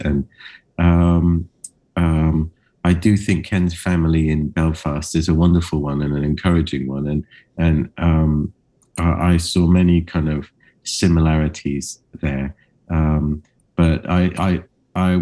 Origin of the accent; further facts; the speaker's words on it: Cyprus; I grew up in Cyprus, which is an island in the Mediterranean.